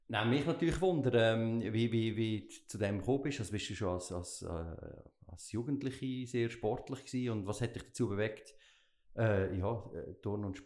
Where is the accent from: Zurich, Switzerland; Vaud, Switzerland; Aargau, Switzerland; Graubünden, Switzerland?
Graubünden, Switzerland; Ja, im, äh, im Oberland, im Lugnetz